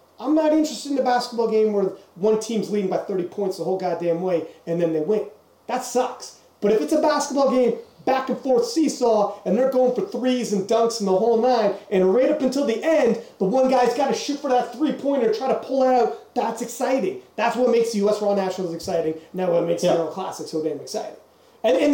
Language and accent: English; Canada; we're from Canada.